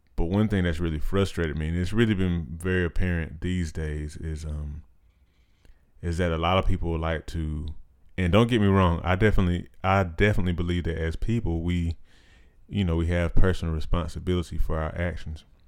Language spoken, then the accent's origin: English; United States; being an American